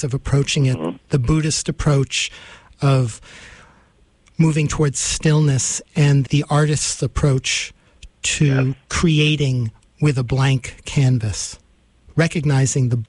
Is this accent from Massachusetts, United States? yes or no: no; New York City, New York, United States; I grew up in New York City